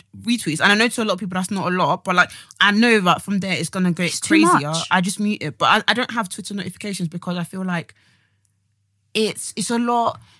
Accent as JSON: {"language": "English", "country": "Nigeria", "said": "this is the thing where I'm coming from as a Nigerian."}